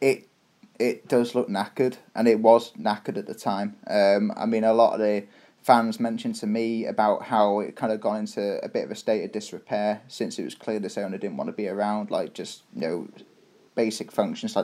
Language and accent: English; Shrewsbury, West Midlands, United Kingdom; now in Toronto, Canada; where are you from? I was like, Shrewsbury